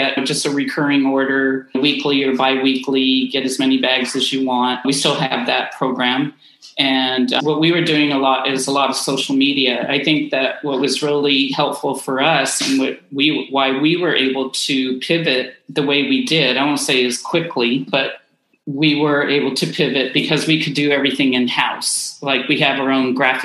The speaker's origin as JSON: {"language": "English", "town": "Oakland", "region": "California", "country": "United States", "tie": "born or raised there", "also_born_or_lived": "Central Coast, California", "said": "I was born in Oakland"}